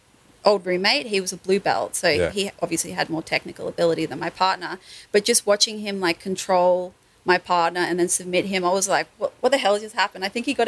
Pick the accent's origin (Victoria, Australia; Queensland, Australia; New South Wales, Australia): New South Wales, Australia; Sydney; moved away as an adult; So I was born in Sydney. I grew up there and I moved up here when I was 21.